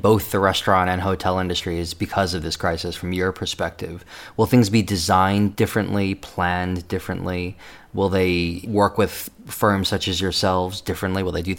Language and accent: English; New York, United States; now in London, United Kingdom; I'm from New York. I'm living in London.